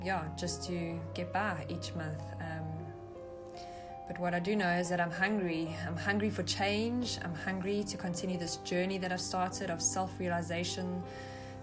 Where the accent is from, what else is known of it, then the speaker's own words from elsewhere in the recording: South Africa; I'm from South Africa